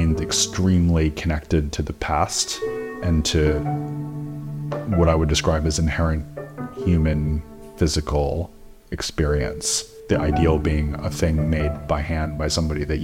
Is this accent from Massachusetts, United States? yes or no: yes; Stoneham, Massachusetts, United States; now in London, United Kingdom; I grew up north of Boston in a town called Stoneham.